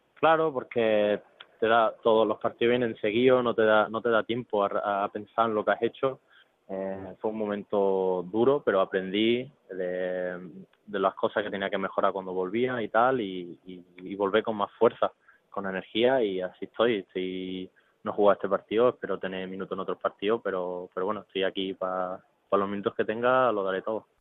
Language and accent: Spanish; Málaga, Andalusia, Spain; yo soy malagueño